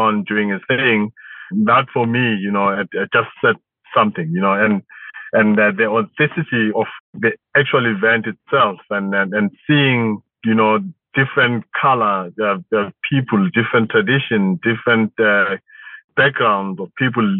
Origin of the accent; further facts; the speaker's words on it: South Africa; it was a very memorable day for us as South Africans, as Black South Africans to be specific.